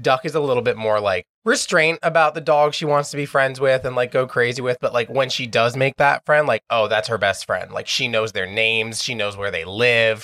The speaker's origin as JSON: {"language": "English", "town": "New York City", "region": "New York", "country": "United States", "tie": "born or raised there", "said": "I grew up here in Astoria my entire life."}